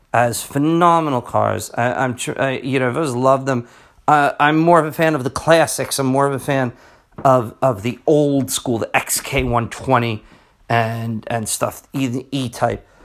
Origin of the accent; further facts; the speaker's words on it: New Jersey, United States; I'm from New Jersey